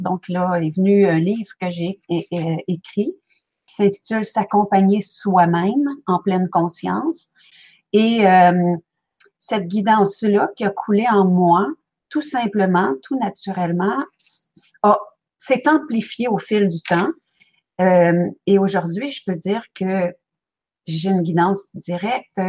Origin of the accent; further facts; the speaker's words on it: Belgium; now in Quebec, Canada; je suis née en Belgique